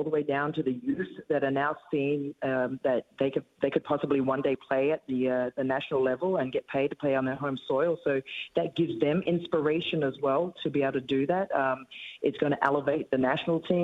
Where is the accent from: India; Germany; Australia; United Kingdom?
Australia; moved away; I'm an Australian